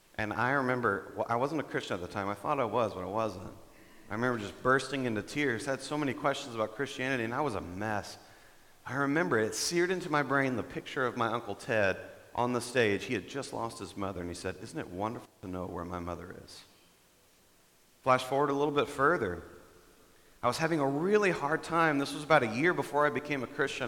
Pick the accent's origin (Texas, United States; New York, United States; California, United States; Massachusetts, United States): Texas, United States; Dallas; moved away as an adult; now in Denver, United States; I'm from Texas. I'm from the Dallas area